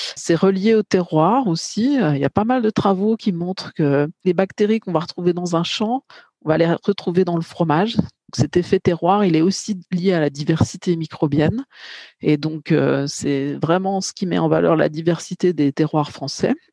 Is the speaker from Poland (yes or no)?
no; Bourgogne-Franche-Comté, France; je suis plutôt de Bourgogne-Franche-Comté